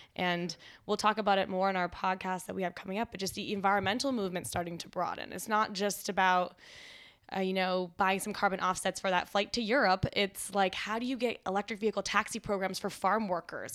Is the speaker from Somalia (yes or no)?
no; Canada; moved away; also born or lived in Washington, D.C.; as a Canadian